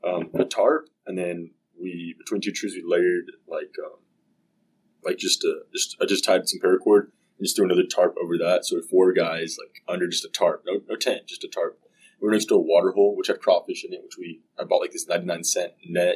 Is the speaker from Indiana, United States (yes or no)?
no; South Texas, United States; growing up in South Texas, you know, we do have mountain lions down there.